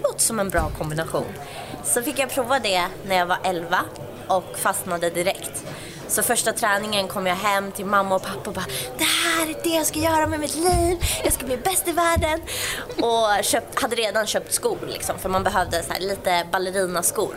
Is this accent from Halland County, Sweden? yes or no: no; outside Uppsala, Uppsala County, Sweden; jag är uppväxt utanför Uppsala.